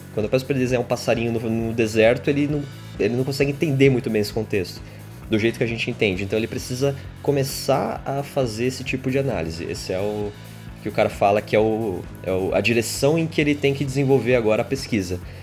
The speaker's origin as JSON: {"language": "Portuguese", "region": "São Paulo", "country": "Brazil", "said": "a gente é de São Paulo"}